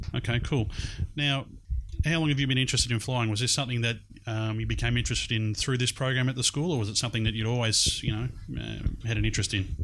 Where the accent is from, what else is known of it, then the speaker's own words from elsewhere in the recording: Melbourne, Victoria, Australia; here in uh, Melbourne's East in Glen Waverley. It's uh, a little bit strange sitting in this place. It's about 23 years, I think, since I've been here last. Uh, because it's my former high school.